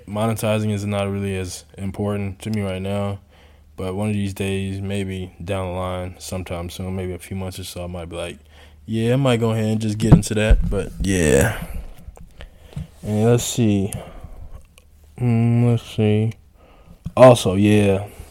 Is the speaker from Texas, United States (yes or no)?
yes; Houston, Texas, United States; moved away as an adult; now in Poland; I grew up in Houston